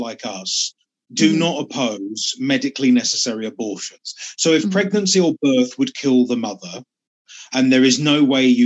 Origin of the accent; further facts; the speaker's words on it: United Kingdom; I come from the UK and I'm still in the UK